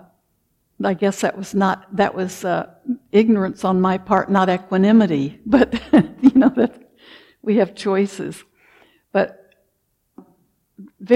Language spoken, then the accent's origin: English; the South, United States; born or raised there; moved away; also born or lived in Wisconsin